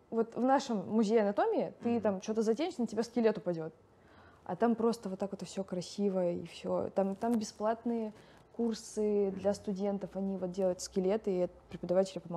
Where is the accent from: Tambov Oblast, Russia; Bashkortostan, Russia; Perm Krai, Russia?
Bashkortostan, Russia; Ufa; А я же на тот момент, я приехала из Уфы, и как бы я видела вот эти кабинетики